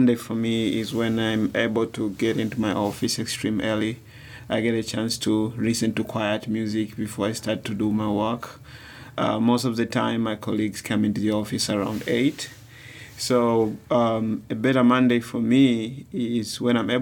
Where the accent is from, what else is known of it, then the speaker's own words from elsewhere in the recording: Dar es Salaam, Tanzania; I come from a very busy city of Dar es Salaam. I was born in town.